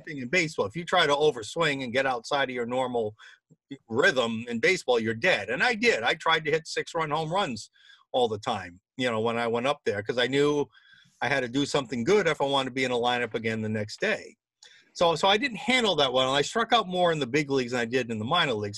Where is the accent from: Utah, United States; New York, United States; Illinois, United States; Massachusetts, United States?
Massachusetts, United States; Boston; my hometown team